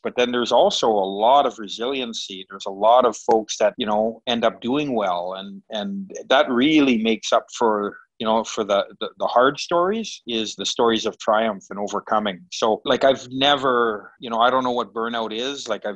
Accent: Winnipeg, Manitoba, Canada; where I was born and where I come from. So I was born in St. Boniface

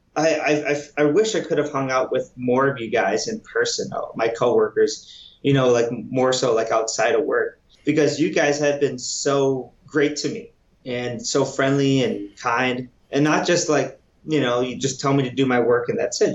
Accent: United States; moved away as an adult; now in Winnipeg, Canada; I'm an American

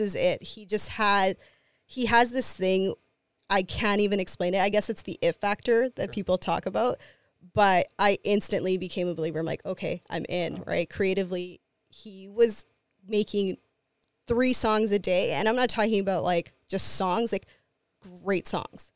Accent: Winnipeg, Manitoba, Canada; I'm a Latina, I'm from Winnipeg

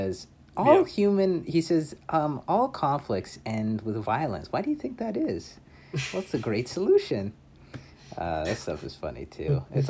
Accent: Buenos Aires, Argentina; I'm from Buenos Aires, and I say kill them all.

